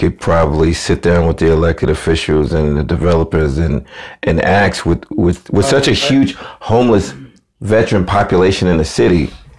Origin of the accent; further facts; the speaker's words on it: Brooklyn, New York, United States; I grew up in Brooklyn